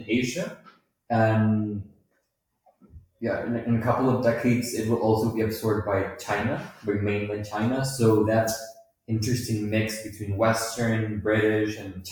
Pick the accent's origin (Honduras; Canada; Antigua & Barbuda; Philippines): Honduras; now in Mexico; I'm from Honduras. I'm a foreign student here in Mexico